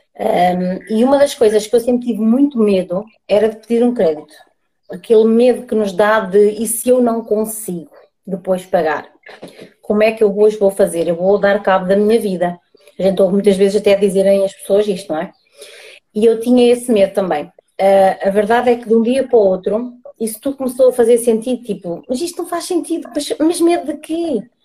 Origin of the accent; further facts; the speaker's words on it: Águeda, Aveiro District, Portugal; sou, sou de Agda, Distrito de Aveiro